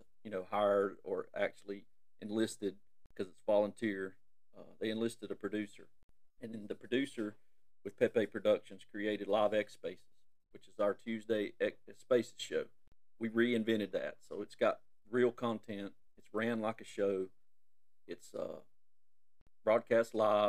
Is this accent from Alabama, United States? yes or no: yes; Alabama, United States; I'm from Alabama, and, you know, there's no secret. You can hear it in my voice, either Alabama, Mississippi, or Georgia